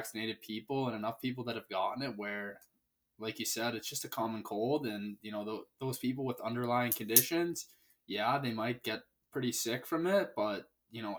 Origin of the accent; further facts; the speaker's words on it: Salem, New Hampshire, United States; moved away as an adult; also born or lived in Worcester, Massachusetts / Maine; now in Tulsa, United States; I'm from Salem, New Hampshire, small town, about 35 minutes outside of Boston